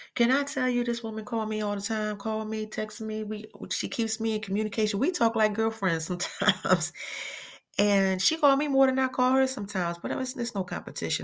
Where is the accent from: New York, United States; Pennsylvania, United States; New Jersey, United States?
Pennsylvania, United States; Philadelphia; now in Atlanta, United States; I'm originally from Philly